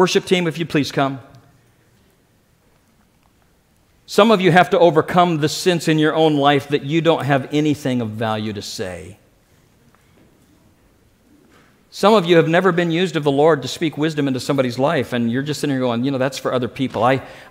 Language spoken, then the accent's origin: English; Springfield, Missouri, United States; the church that I grew up with in Springfield, Missouri